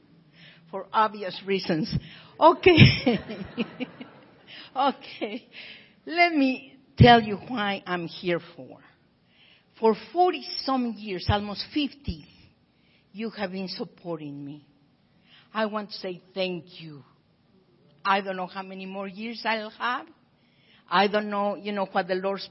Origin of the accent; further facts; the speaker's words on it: Pachuca, Hidalgo, Mexico; now in Tijuana, Mexico; I was born right here in Pachuca, Hidalgo, Mexico, but I work over here in Tijuana, the other side of San Diego